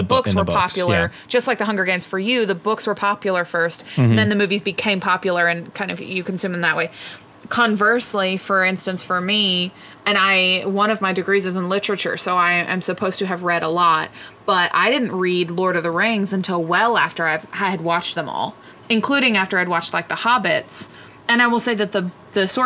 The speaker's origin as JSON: {"language": "English", "region": "Texas", "country": "United States", "said": "I am from Texas"}